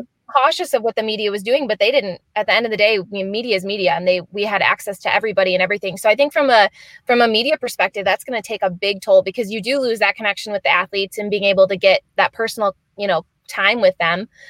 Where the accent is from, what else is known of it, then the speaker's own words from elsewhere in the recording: Michigan, United States; grown, born and raised in Michigan